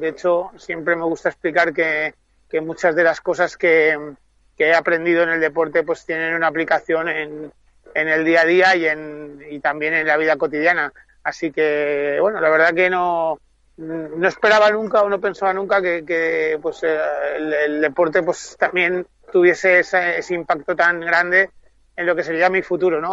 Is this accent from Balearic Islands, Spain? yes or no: yes; Mallorca, Balearic Islands, Spain; mi tierra